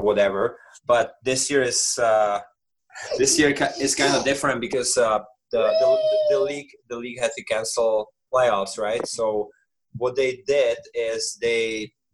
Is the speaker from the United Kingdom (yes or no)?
no; Czechia; moved away as an adult; also born or lived in Canada; I play for my hometown. You know, my family is there